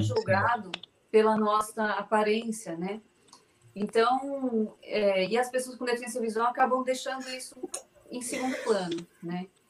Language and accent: Portuguese; São Paulo, Brazil; Eu sou de São Paulo, apesar de estar no, no Regina Minas agora, mas eu sou aqui de São Paulo, capital.